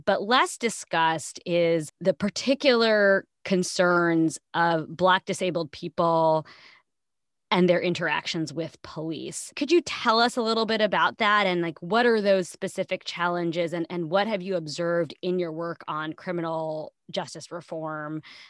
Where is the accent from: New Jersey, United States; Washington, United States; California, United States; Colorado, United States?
New Jersey, United States; I'm also from New Jersey. So it was nice to hear about talking about the place of my roots.